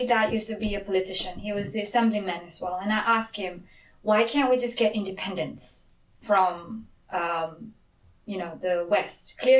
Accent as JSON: {"language": "English", "region": "Sarawak", "country": "Malaysia", "moved": "yes", "lives_now": "South Korea", "said": "We Sarawak here"}